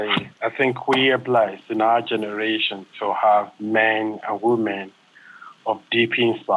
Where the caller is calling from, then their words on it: Nairobi, Kenya; I'm calling from Nairobi in Kenya.